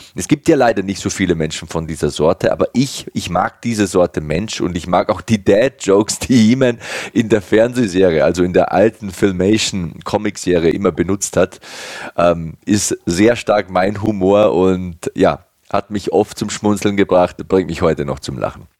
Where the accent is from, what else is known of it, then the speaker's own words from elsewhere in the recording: Passau, Bavaria, Germany; in meiner Heimatstadt Passau